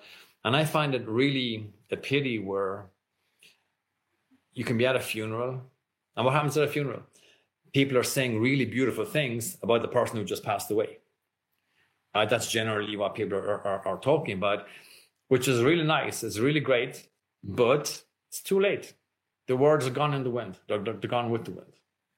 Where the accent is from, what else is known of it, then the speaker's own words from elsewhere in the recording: Ireland; I grew up in Ireland, like I said, very conservative at the time.